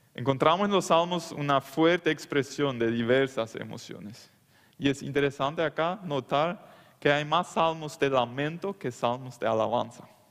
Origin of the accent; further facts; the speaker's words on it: Loma Plata, Boquerón, Paraguay; Yo soy de Loma Plata, de la colonia Meno, en el Chaco.